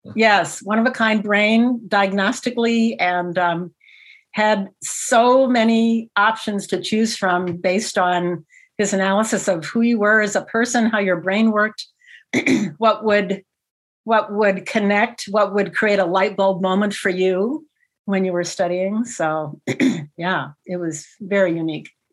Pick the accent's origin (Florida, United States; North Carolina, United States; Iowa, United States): Iowa, United States; moved away; I'm from the Midwest originally, actually, Iowa originally.